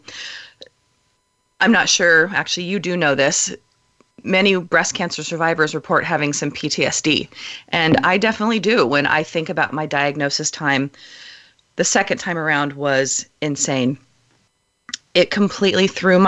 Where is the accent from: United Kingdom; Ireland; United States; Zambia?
United States; Southern California; moved away as an adult; now in Oregon, United States; I moved from Southern California, where I was a native of, to Oregon 13 years ago for a job